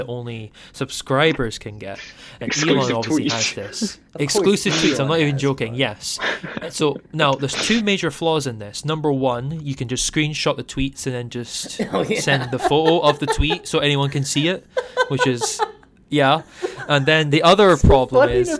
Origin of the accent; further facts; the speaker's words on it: Fife, Scotland, United Kingdom; accent: Fife; you've got the Fife accent, because that's where I am. I'm in Fife, that's my county, so that's kind of my accent, sort